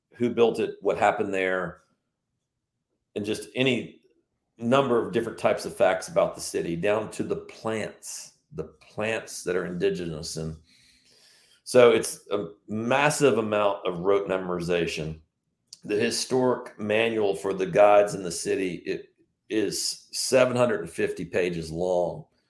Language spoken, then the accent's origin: English; Richmond, Virginia, United States; moved away as an adult; now in Charleston, United States; a Southern boy growing up in Richmond, the capital of Confederacy, where I grew up in Eastern Hanover